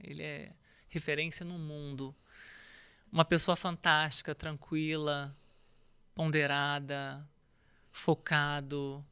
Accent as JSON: {"language": "Portuguese", "region": "Rio de Janeiro", "country": "Brazil", "tie": "born or raised there", "said": "Eu, eu nasci no Rio, comecei a jogar vôlei aos 12"}